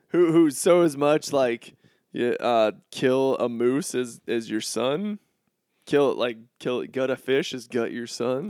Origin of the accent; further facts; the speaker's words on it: Florida, United States; now in Chicago, United States; I'm from Florida